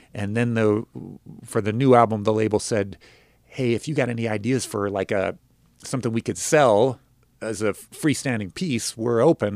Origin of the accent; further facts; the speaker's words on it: Denver, Colorado, United States; also born or lived in Los Angeles; now in Nashville, United States; growing up in Denver